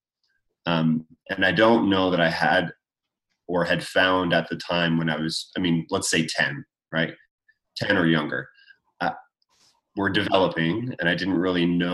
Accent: Canada; I grew up in Canada

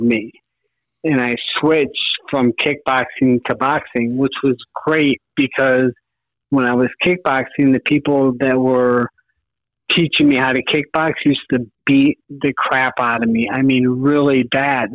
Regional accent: Farmington Hills, Michigan, United States; grew up in Farmington Hills

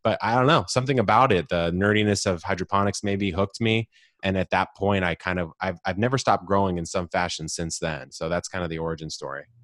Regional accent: San Diego, California, United States; I grew up in Southern California, s, here in San Diego

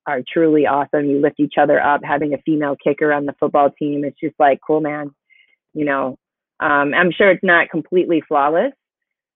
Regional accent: Ann Arbor, Michigan, United States; growing up in the Bryant Pattengill neighborhood.

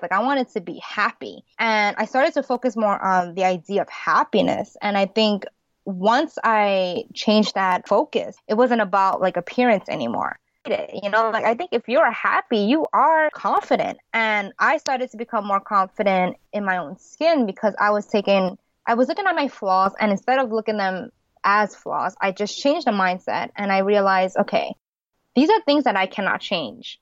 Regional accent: United States; I'm an American born Chinese. My parents are from Hong Kong

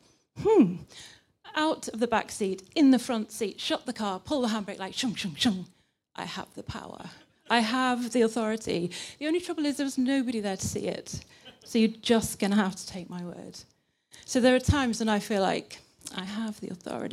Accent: England, United Kingdom; accent: British English; moved away as an adult; now in Linköping, Sweden; I'm from England, but I've been here nearly 10 years.

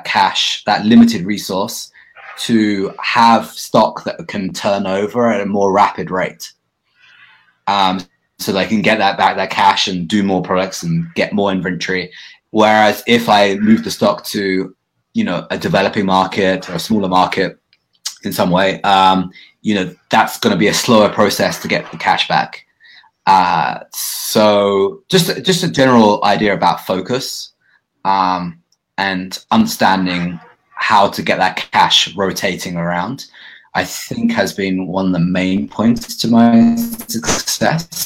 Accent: United Kingdom; accent: British English; also born or lived in Bali; now in Vancouver, Canada; my being British English

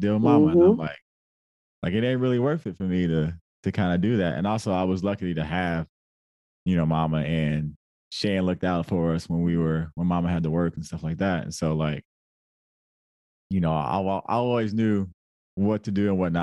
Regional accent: Detroit, Michigan, United States; I'm from Detroit. Yeah. Like where? And I would say Holland Park.

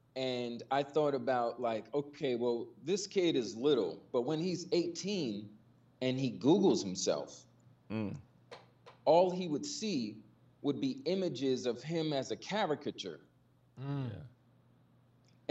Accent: New York, United States; me growing up in New York

